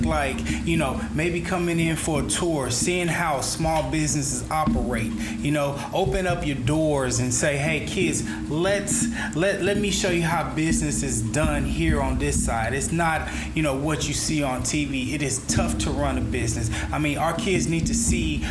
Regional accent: United States; as an American

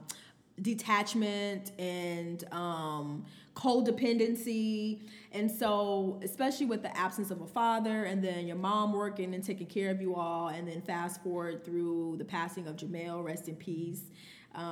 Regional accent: United States; growing up in Glen Ryan

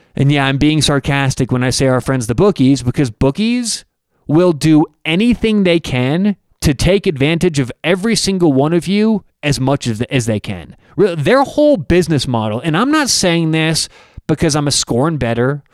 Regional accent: Denver, Colorado, United States; I'm from Denver

